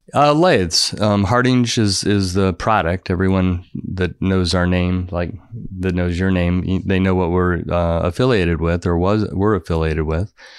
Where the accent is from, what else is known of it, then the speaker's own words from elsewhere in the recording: Florida, United States; I grew up in Florida